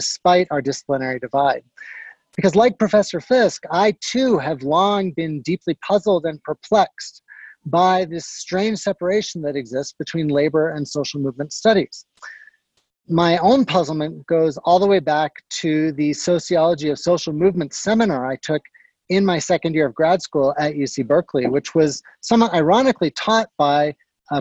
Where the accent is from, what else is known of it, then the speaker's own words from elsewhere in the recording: Guelph, Ontario, Canada; moved away; I grew up nearby in Guelph